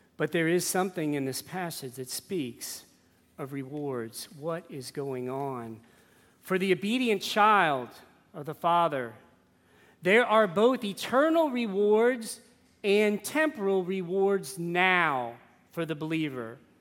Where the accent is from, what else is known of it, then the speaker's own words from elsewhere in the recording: New Orleans, Louisiana, United States; I grew up in New Orleans.